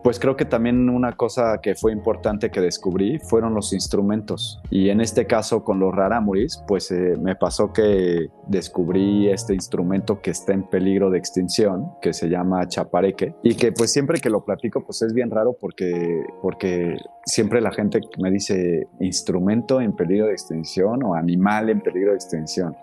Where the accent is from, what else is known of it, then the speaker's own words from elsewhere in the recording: Mexico; nosotros somos mexicanos